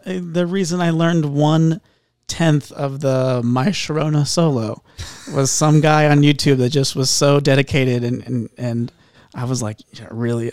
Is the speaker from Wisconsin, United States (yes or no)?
no; Indianapolis, Indiana, United States; moved away as an adult; now in Tennessee, United States; I come from Indianapolis. Okay. Uh, I lived there my whole life